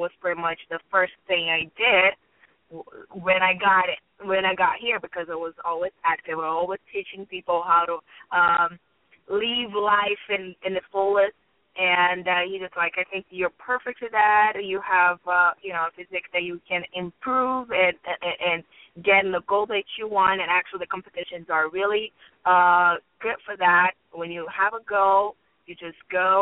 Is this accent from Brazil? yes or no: yes; Brazil; moved away as an adult; I am from Brazil